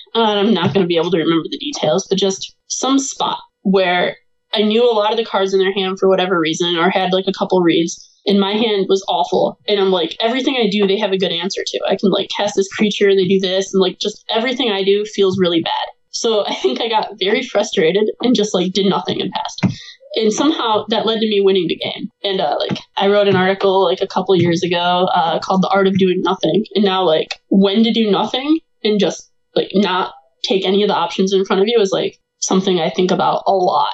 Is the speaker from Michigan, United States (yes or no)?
yes; Michigan, United States; I grew up here in the, Michigan area, like right where I am right now